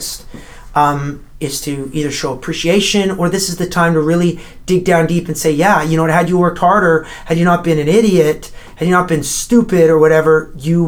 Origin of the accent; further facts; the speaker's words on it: Canada; my home country